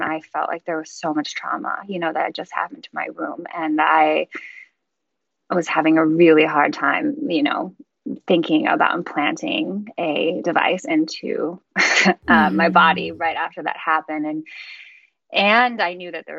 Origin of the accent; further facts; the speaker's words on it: Chicago, Illinois, United States; I'm from Chicago